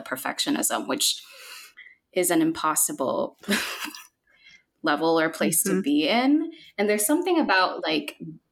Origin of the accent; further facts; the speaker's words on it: Philippines; moved away; So I was born and raised in the Philippines